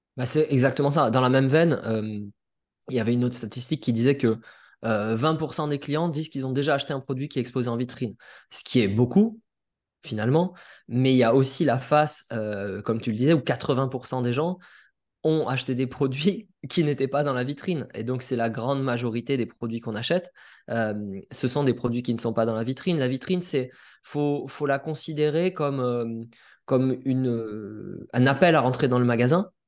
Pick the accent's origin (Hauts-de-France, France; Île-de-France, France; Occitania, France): Occitania, France; Perpignan; je viens de Perpignan, de Perpignan